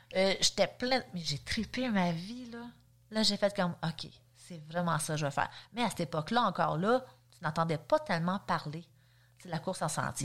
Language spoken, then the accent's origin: French; Saint-Jérôme, Quebec, Canada; moved away as an adult; now in Sainte-Adèle, Canada; je viens quand même de Saint-Jérôme. Euh, je suis née là-bas aussi. J'ai vraiment resté là